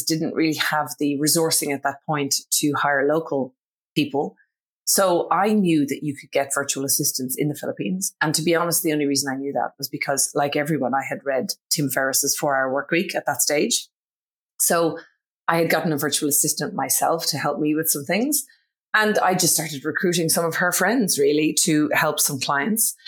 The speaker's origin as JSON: {"language": "English", "country": "Ireland", "accent": "Irish", "moved": "as an adult", "lives_now": "Australia", "said": "My accent, in case nobody can pick it up, is Irish. So I'm originally from Ireland, but I did move to Australia in my early 20s"}